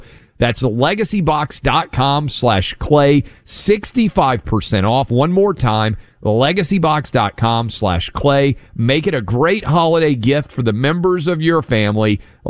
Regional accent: Tennessee, United States; my home state of Tennessee, where my mom is from, in Chattanooga.

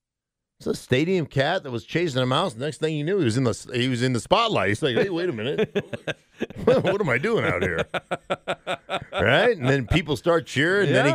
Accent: Alaska, United States; I grew up in Alaska. We had horses, like, everywhere. Like, all the neighborhood was kind of a horse neighborhood.

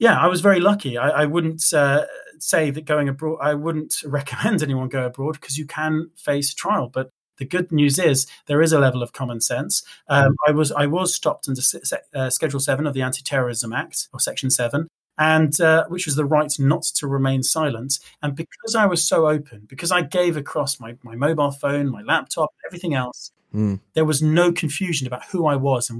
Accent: United Kingdom; I'm a British man

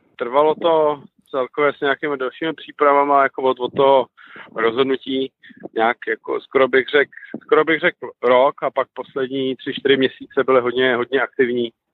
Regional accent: Czechia; my Češi tady jsme tvořiví lidi

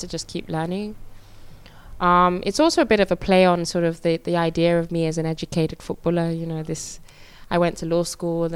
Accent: England, United Kingdom; me as a British Nigerian football player

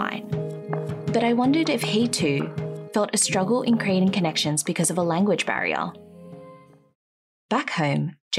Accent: Australia; growing up in Australia

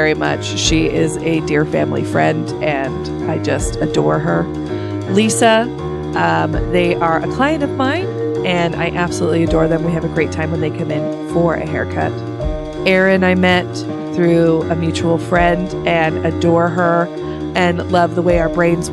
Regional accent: Sweden; moved away; my home country of Sweden

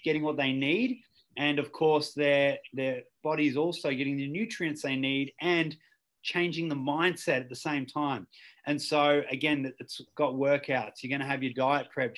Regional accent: Ballarat, Victoria, Australia; growing up in Ballarat was uh, look, it's a great town.

